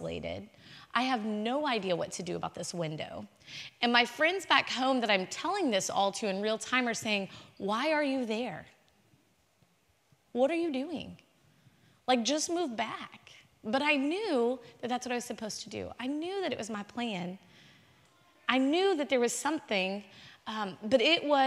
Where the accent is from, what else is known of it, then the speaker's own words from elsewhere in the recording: Houston, Texas, United States; moved away as an adult; also born or lived in College Station, Texas; I born and raised in Houston, Texas.